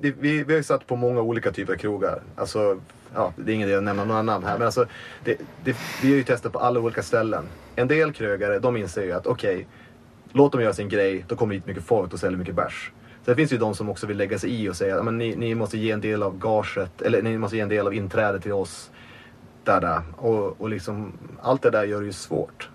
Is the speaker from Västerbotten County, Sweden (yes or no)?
yes; Umeå, Västerbotten County, Sweden; moved away; also born or lived in Malmö; jag är från Umeå från början, men jag flyttade tillbaka till Umeå typ 2014. Och då hade jag bott i Malmö ett tag